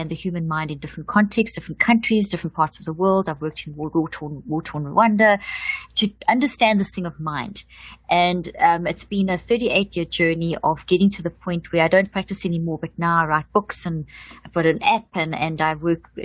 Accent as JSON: {"language": "English", "country": "South Africa", "also_born_or_lived": "Zimbabwe", "said": "I come from South Africa. I was born in Zimbabwe"}